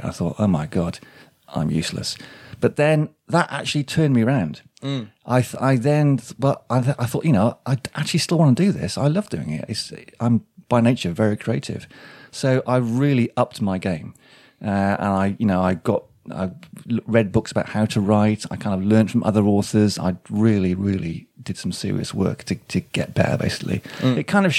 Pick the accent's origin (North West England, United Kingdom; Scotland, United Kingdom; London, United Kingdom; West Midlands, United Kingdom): West Midlands, United Kingdom; Shrewsbury; I'm kind of Shropshire. I mean, this is my home county. Shrewsbury is my hometown.